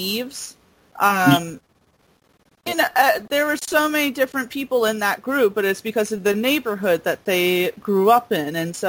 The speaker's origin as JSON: {"language": "English", "town": "Mount Vernon", "region": "New York", "country": "United States", "tie": "born or raised there", "said": "growing up in Mount Vernon, New York, you know, that was a very diverse place."}